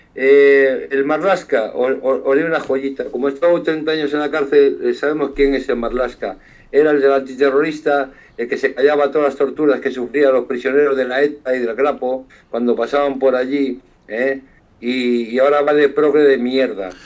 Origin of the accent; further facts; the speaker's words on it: Galicia, Spain; Yo, como gallego